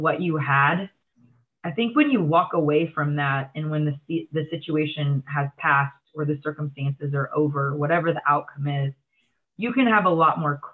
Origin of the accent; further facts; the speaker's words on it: Texas, United States; moved away; it's my hometown. It's in the middle of nowhere in Texas